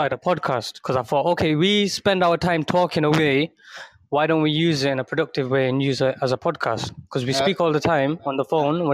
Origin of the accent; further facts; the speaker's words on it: United Kingdom; Originally from the UK, United Kingdom